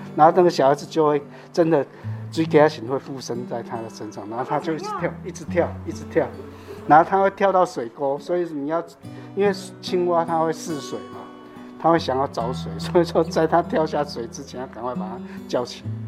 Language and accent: Chinese; Yunlin County, Taiwan; 我们台湾人常常就会做这个